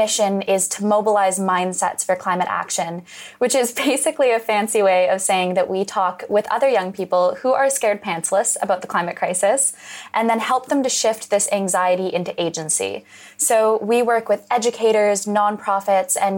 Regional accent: Western Canada, Canada; I grew up in Western Canada, just adjacent to the oil sands

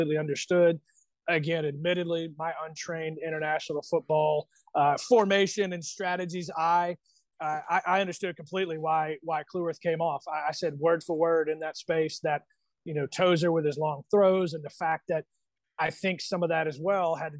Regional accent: United States; as an American fan

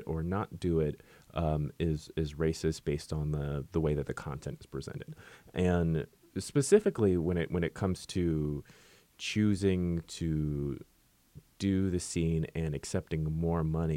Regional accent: San Francisco, California, United States; growing up in San Francisco

